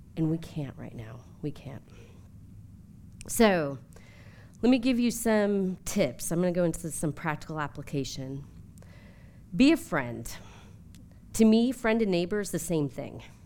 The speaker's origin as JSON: {"language": "English", "region": "New Jersey", "country": "United States", "also_born_or_lived": "Atlanta", "moved": "yes", "lives_now": "Washington, DC, United States", "said": "I come from New Jersey"}